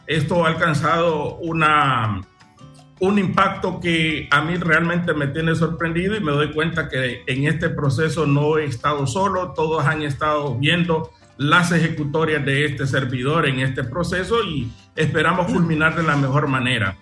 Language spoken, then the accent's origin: Spanish; Trujillo, Colón, Honduras; moved away as an adult; now in Choluteca, Honduras; yo soy nacido en Trujillo, departamento